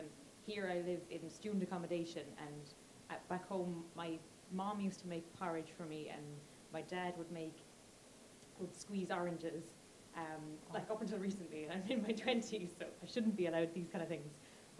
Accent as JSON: {"language": "English", "country": "Ireland", "moved": "as an adult", "lives_now": "London, United Kingdom", "said": "As an Irish person here"}